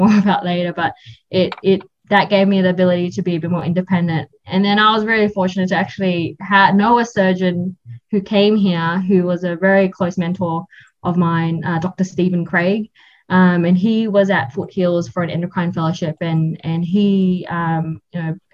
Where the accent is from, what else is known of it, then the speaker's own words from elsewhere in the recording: Australia; moved away as an adult; also born or lived in Sydney; now in Canada; I'm from Australia